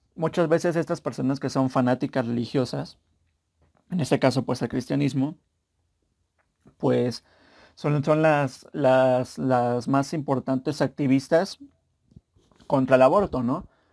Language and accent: Spanish; Mexico; yo soy mexicano